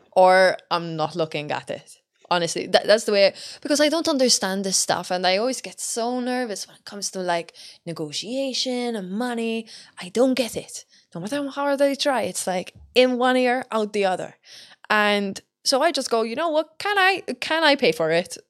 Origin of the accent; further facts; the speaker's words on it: Malta; now in Dublin, Ireland; I come from Malta